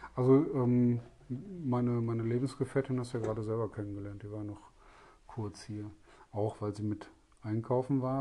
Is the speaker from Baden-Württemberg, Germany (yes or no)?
no; Essen, North Rhine-Westphalia, Germany; Da ich selber gebürtiger Essener bin